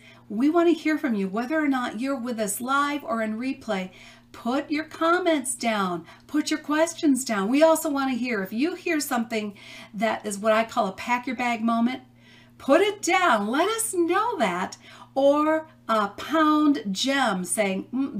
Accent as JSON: {"language": "English", "town": "Chicago", "region": "Illinois", "country": "United States", "moved": "yes", "said": "I'm from the Chicago area originally"}